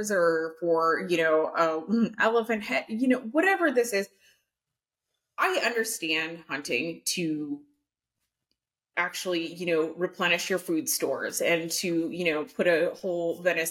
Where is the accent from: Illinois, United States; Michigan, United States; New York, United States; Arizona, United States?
Arizona, United States; Phoenix; moved away; also born or lived in Portland; I grew up in Phoenix originally